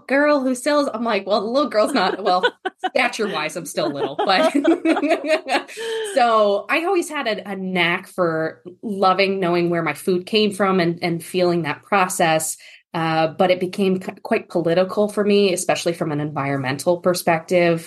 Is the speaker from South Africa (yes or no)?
no; New England, United States; also born or lived in northern Kentucky; now in Kentucky, United States; I'm originally from the East Coast, New England area of the United States